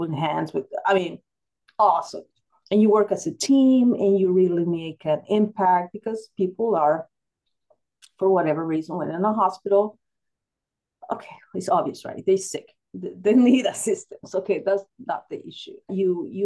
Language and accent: English; El Salvador; moved away; I grew up in El Salvador